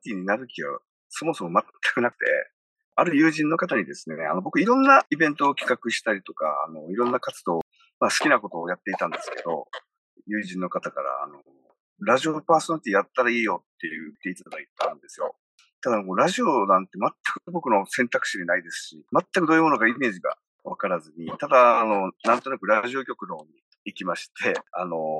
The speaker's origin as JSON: {"language": "Japanese", "region": "Okinawa", "country": "Japan", "tie": "born or raised there", "said": "生まれも育ちも沖縄県。"}